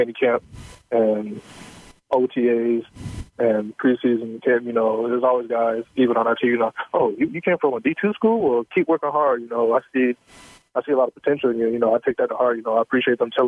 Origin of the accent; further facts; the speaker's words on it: South Carolina, United States; moved away as an adult; now in Houston, United States; I'm from South Carolina.